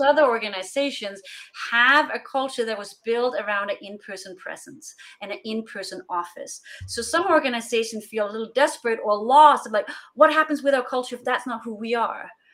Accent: Denmark; moved away as an adult; also born or lived in Europe; now in West Coast, United States; I'm originally from Denmark. I'm Danish

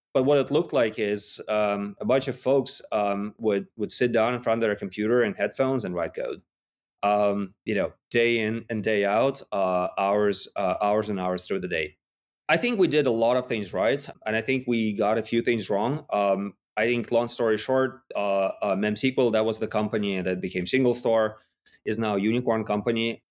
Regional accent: Yekaterinburg, Sverdlovsk Oblast, Russia; moved away; I was in Russia in a, in a relatively small city called Yekaterinburg

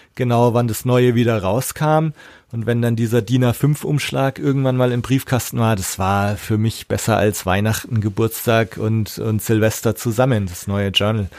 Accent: Erlangen, Bavaria, Germany; bei uns in Erlangen auch, aber da, das war für mich so eine abgeschlossene Welt. Also unsere Schule war da gleich in der Nähe

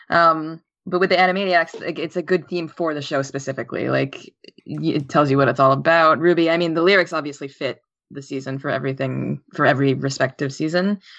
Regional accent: New York, United States; York theme, and I'm from New York

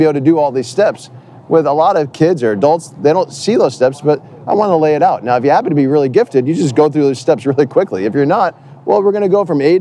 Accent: New Jersey, United States; also born or lived in New York / Canada; I'm from New Jersey

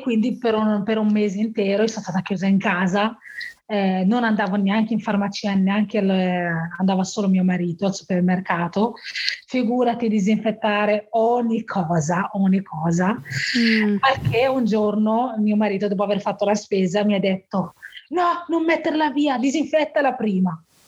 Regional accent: Morocco; now in Bergamo, Italy; sono nata in Marocco e ho, vita, ho, avuto un'infanzia semplice, come quella dei miei bambini, dei bambini del mio villaggio

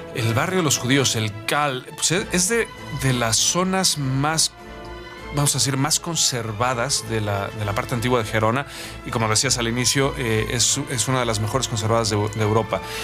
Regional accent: Mexico; moved away as an adult; also born or lived in Catalonia, Spain; como mexicano

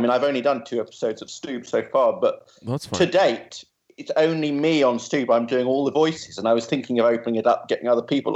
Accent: near Luton, East of England, United Kingdom; I was brought up close to Luton, but not actually in Luton

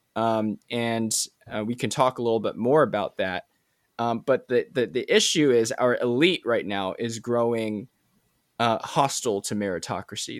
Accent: Maryland, United States; now in Pennsylvania, United States; I don't live in Maryland anymore

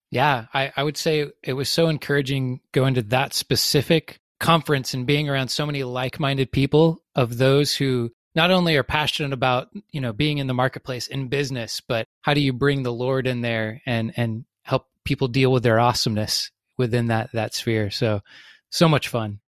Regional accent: the South, United States; I grew up, I grew up in the South

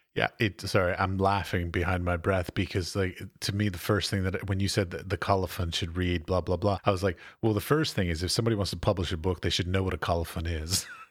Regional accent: United States; moved away as an adult; now in Czech Republic; I'm an American, so I'm an expat

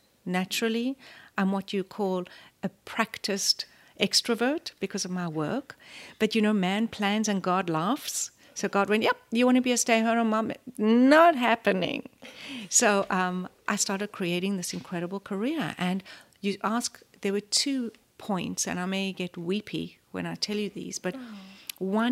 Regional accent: South Africa; moved away; also born or lived in Los Angeles, United States; I am obviously South African, born and raised

